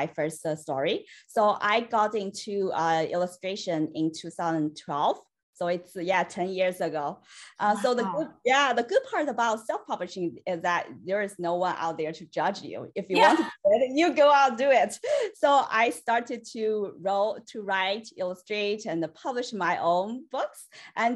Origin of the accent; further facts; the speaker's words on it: China; moved away as an adult; now in United States; I was born and raised in China